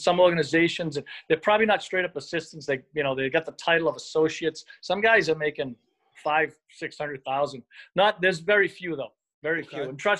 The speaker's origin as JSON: {"language": "English", "town": "New Bedford", "region": "Massachusetts", "country": "United States", "tie": "born or raised there", "also_born_or_lived": "Chicago / San Antonio", "moved": "yes", "said": "growing up in New Bedford"}